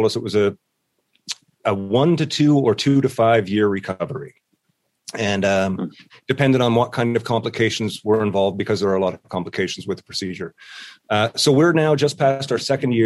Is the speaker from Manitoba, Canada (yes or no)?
no; St. John's, Newfoundland and Labrador, Canada; moved away as an adult; now in Ontario, Canada; I am from St. John's, Newfoundland, living in Ontario these days